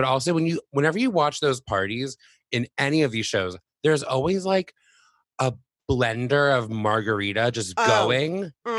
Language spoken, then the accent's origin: English; South Florida, United States; moved away; I'm originally from South Florida